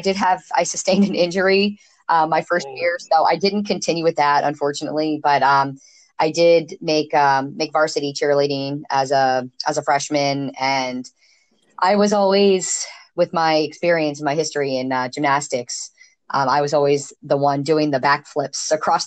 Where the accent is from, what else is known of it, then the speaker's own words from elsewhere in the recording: Stevensville, Maryland, United States; now in Ocean City, United States; I grew up in Stevensville, Maryland. That's Kent Island.